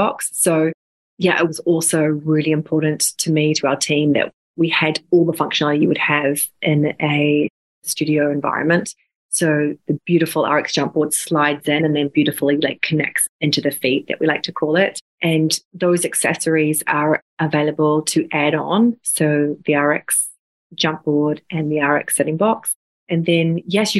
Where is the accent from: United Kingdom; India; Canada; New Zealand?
New Zealand; moved away; I'm originally from New Zealand